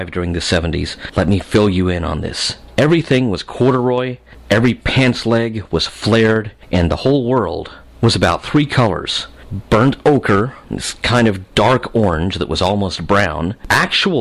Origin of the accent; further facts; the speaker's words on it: Fort Smith, Arkansas, United States; There were several arcades in my hometown of Fort Smith, Arkansas